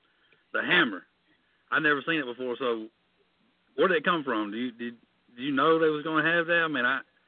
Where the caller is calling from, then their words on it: South Carolina, United States; I'm calling you from South Carolina